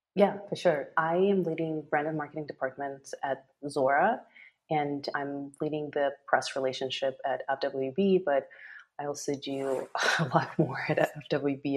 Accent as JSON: {"language": "English", "region": "Moscow", "country": "Russia", "moved": "yes", "lives_now": "Los Angeles, United States", "said": "I'm originally from Moscow, Russia, currently based in Los Angeles"}